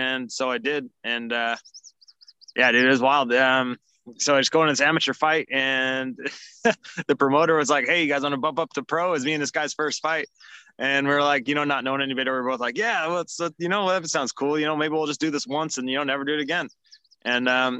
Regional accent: Kotzebue, Alaska, United States; I grew up in Kotzebue, Alaska. So it's like middle of nowhere, northwest Alaska

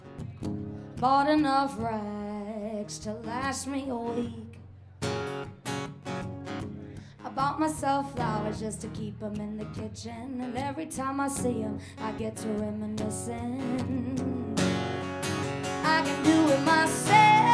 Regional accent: Columbia, South Carolina, United States; I'm from South Carolina, Columbia specifically

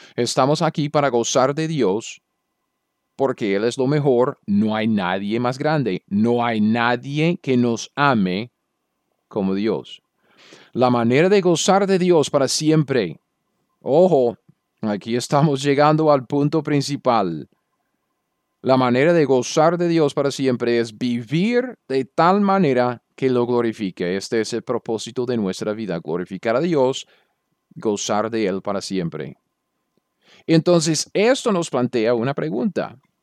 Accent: United States; Yo soy un gringo cualquiera.

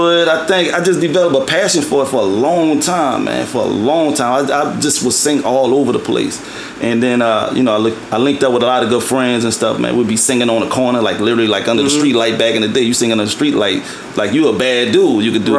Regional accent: New Orleans, Louisiana, United States; also born or lived in Atlanta; I'm from New Orleans, Louisiana.

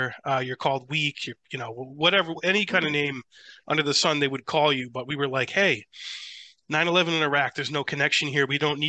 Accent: New Hampshire, United States; I have many people who I grew up with here in New Hampshire

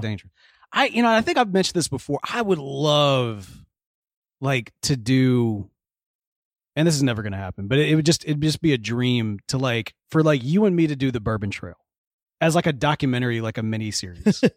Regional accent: Houston, Texas, United States; we're here in Houston, Texas, my hometown

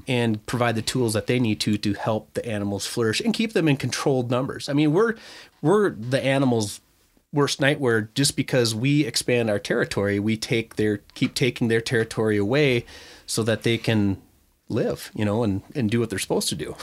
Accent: Lindstrom, Minnesota, United States; that's even where I grew up in Lindstrom and Chisago area

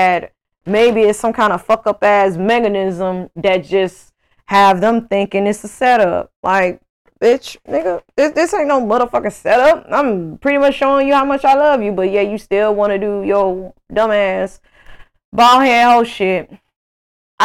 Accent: Greenville, Mississippi, United States; moved away as an adult; now in Houston, United States; I grew up with in Mississippi

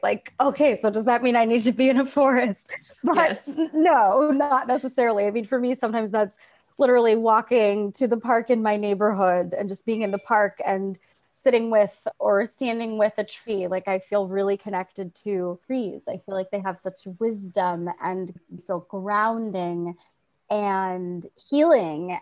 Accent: Tulsa, Oklahoma, United States; moved away as an adult; also born or lived in New York City; I grew up in Tulsa, Oklahoma. I'm a first generation Belizean American. My parents moved here when they were adults. I born and raised in Tulsa, moved to New York City to go to NYU

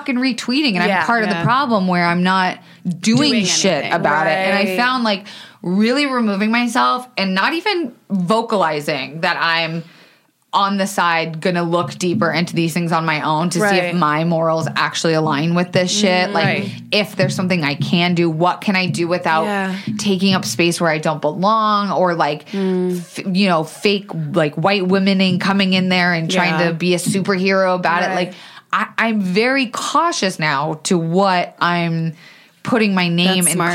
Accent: Tampa, Florida, United States; now in Los Angeles, United States; I grew up in Tampa

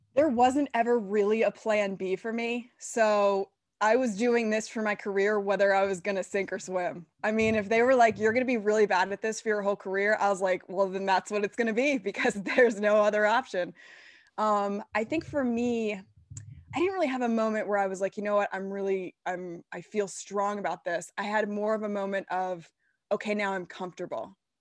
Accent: Washington, District of Columbia, United States; moved away; I'm from D C, I'm a Nats fan

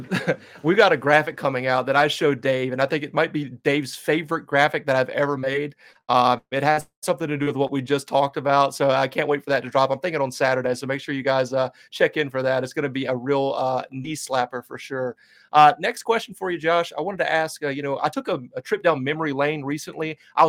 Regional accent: the South, United States; Like when I first told people about it, you know, I'm from the South, so people are like, "What is happening here?

